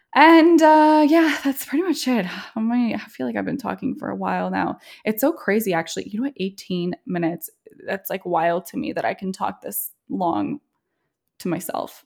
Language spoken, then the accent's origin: English; Montreal, Quebec, Canada; also born or lived in Toronto, Canada; now in Trenton, Canada; We grew up in Montreal, um, and also spend some time in Toronto.